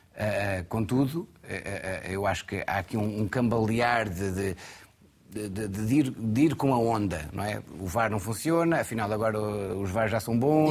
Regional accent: Alcobaça, Centro, Portugal; eu não sou de uma grande cidade, sou de Alcobaça

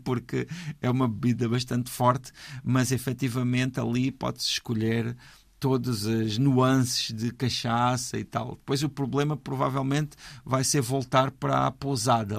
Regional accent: Portugal; para nós, que somos portugueses

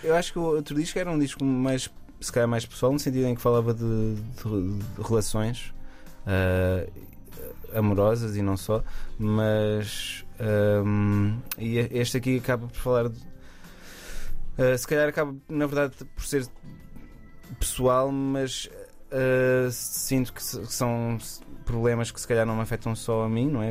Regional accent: Aveiro, Centro, Portugal; voltei para, para, para Aveiro, que é de onde eu sou

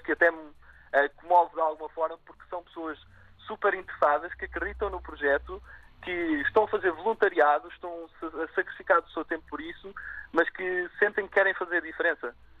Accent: Azores, Portugal; now in Lisbon, Portugal; nasci nos Açores, estudei no Colégio Militar

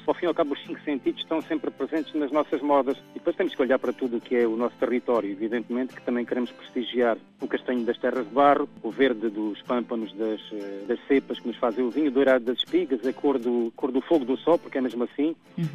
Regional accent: Alentejo, Portugal; nós, enquanto alentejanos

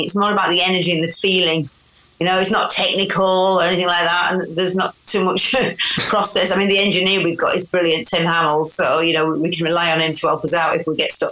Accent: Yorkshire and the Humber, United Kingdom; accent: Yorkshire; my accent because I'm from Yorkshire

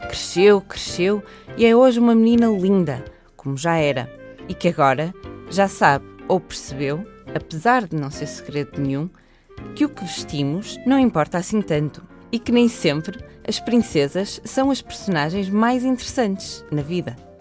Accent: Porto, Norte, Portugal; nasci no Porto.

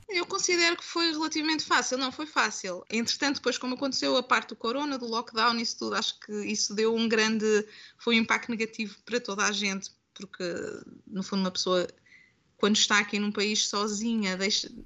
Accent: Coimbra, Centro, Portugal; moved away; eu nasci em Coimbra, nasci cresci em Coimbra

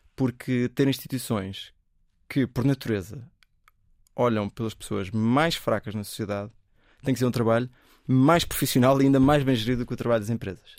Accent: Portugal; ninguém assume que eu sou português

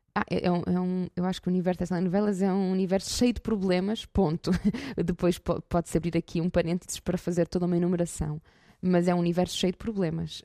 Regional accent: Porto, Norte, Portugal; sou do Porto, Uh, e neste momento venho até Guimarães

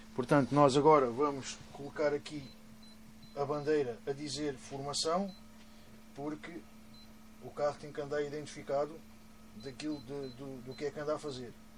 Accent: Sarilhos Pequenos, Setúbal, Portugal; eu sou de Sarilhos

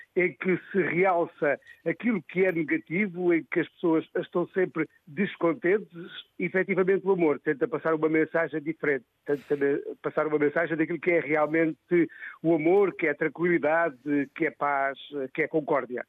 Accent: Vale de Vilão, Alentejo, Portugal; Eu nasci em Val de Vilão

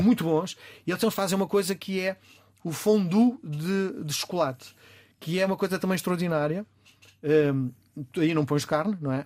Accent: Portugal; Eu sou português

